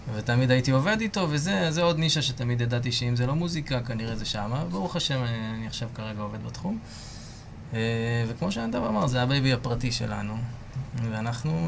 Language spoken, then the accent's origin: Hebrew; Beersheba, Southern District, Israel; born or raised there